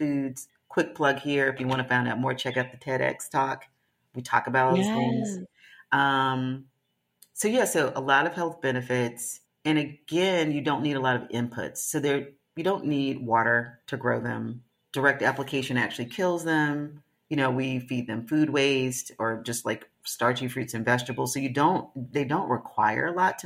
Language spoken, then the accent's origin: English; the South, United States; I'm from the South